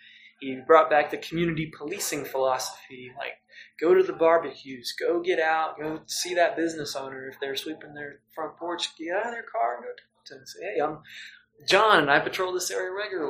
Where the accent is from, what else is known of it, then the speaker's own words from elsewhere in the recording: Norman, Oklahoma, United States; in Norman, I was like, my hometown, I could, you know, maybe help out and help make things better.